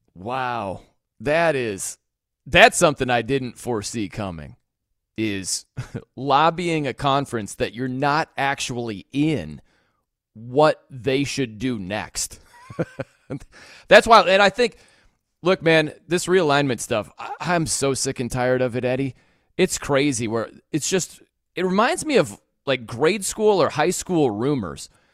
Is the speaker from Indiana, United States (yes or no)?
yes; South Bend, Indiana, United States; I'm from South Bend